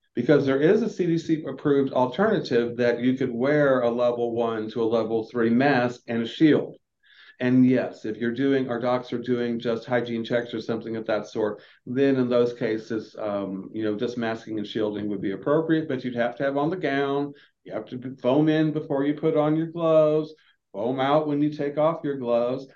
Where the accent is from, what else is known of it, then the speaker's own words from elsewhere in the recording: Florida, United States; now in Atlanta, United States; I'm from the southeast. I'm from Florida